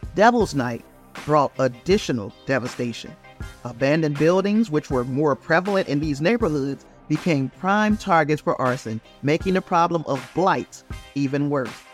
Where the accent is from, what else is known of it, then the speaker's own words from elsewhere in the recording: Gary, Indiana, United States; I'm from Gary, Indiana